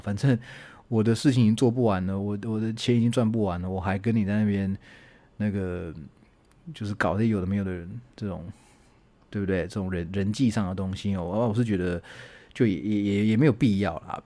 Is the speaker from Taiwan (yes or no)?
yes; Taichung, Taiwan; moved away; 我的老家在台中嘛